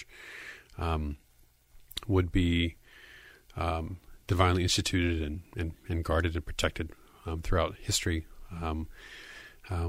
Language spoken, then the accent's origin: English; United States; as an American